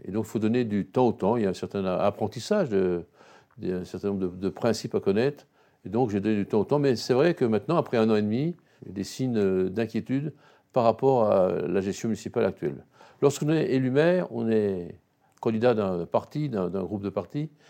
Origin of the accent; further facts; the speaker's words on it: Besançon, Bourgogne-Franche-Comté, France; je suis un Byzantin, je suis né à Besançon, et je reste à Besançon, c'est ma ville